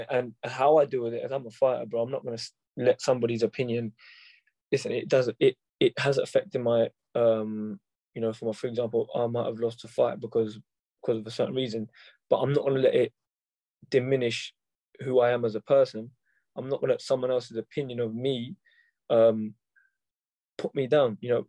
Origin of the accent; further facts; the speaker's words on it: North India, India; It's not because I'm from North India, I'm the same as someone who's from South.